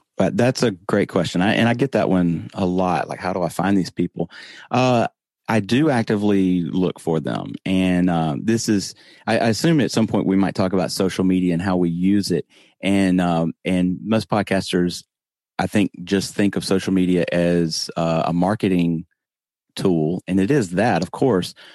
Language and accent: English; the South, United States; accent: Southern; I'm from the South. I try not to talk like this, but, you know, I, I do have a Southern accent